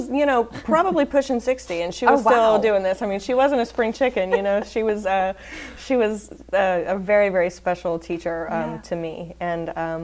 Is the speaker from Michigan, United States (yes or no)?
no; Abbeville, Louisiana, United States; also born or lived in Houston area, Texas; I was born in Abbeville, Louisiana, so I'm a Vermilion Parish girl.